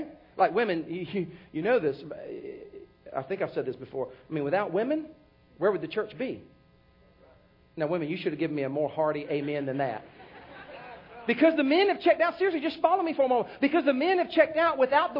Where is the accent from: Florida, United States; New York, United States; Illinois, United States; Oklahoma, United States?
Oklahoma, United States; Yeah, I grew up in Oklahoma.